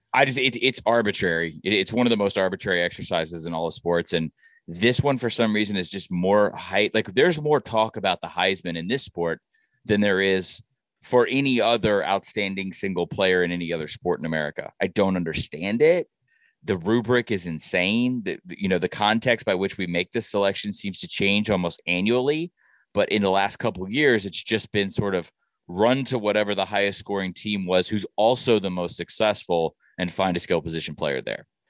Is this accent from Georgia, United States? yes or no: yes; Georgia, United States; I'm from Georgia.